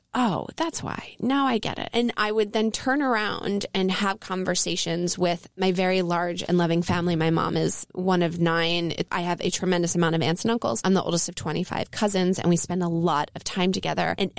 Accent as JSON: {"language": "English", "town": "Elkins Park", "region": "Pennsylvania", "country": "United States", "tie": "born or raised there", "also_born_or_lived": "Jenkintown, Pennsylvania", "said": "I'm originally from Elkins Park, Pennsylvania, and I spent my grade school years at Abington Friends in Jenkintown in the suburbs of Philly"}